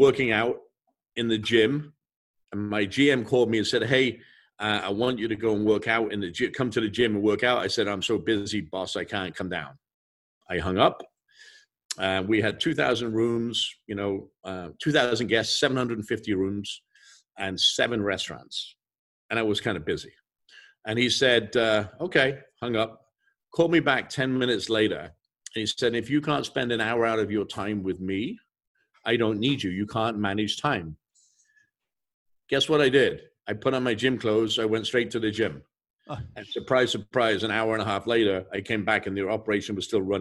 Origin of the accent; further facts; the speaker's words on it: England, United Kingdom; moved away; I grew up in England